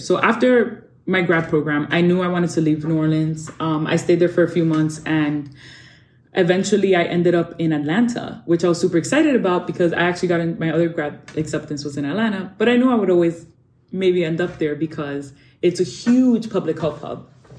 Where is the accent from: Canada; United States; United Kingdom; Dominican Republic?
Dominican Republic; I got to work in my home country, in the Dominican Republic.